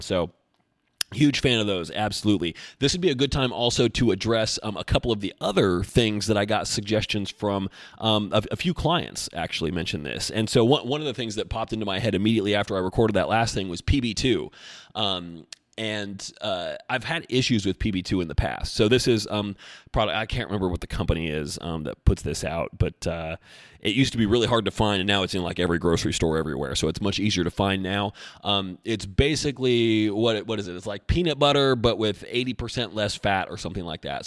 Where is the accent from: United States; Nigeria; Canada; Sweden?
United States; Albany; moved away; Albany is my hometown